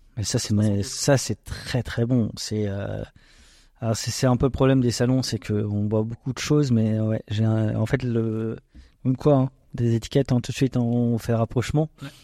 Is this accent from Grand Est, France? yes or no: yes; Alsace, Grand Est, France; on est des Alsaciens